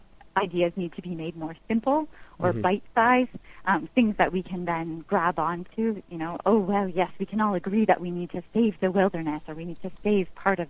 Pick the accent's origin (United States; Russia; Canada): Canada; this wilderness that is supposed to be mine as a Canadian